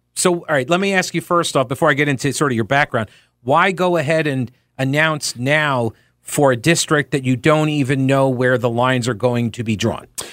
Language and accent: English; New York, United States; now in North Carolina, United States; myself included, originally from New York.